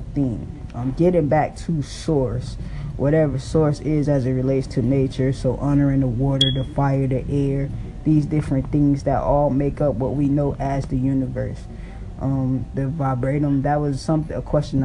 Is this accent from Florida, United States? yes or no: yes; Miami, Florida, United States; I came from Miami, Florida, Liberty City.